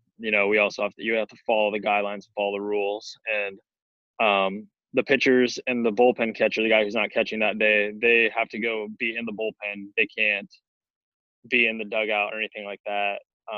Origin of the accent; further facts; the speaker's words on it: Arizona, United States; Like, everything got shut down, but since I'm from Arizona